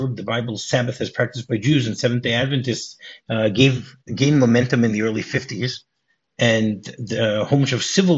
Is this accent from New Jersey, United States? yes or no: yes; New Jersey, United States; you and I were both born in New Jersey